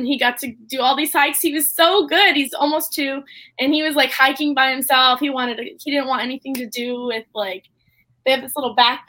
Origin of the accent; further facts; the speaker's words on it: Central Florida, United States; also born or lived in Tampa, Florida; Yeah, I'm from Central Florida. I've lived in Tampa for about like 10 years. So that's where I live now.